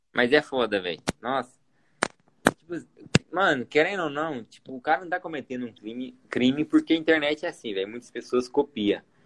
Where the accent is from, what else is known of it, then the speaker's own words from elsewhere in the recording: Goiânia, Goiás, Brazil; eu sou de Goiânia também